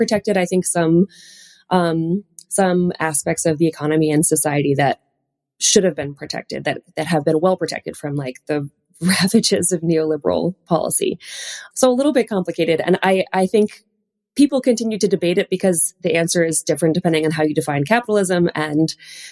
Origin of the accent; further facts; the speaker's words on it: United States; as an American